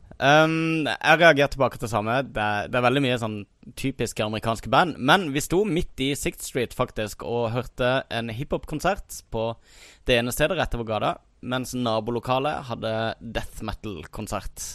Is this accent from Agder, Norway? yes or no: yes; Kristiansand, Agder, Norway; moved away; jeg var hjemme i Kristiansand i sommer